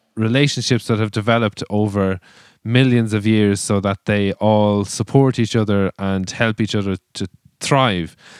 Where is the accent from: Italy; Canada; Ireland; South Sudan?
Ireland; us as Irish people have built our culture with and around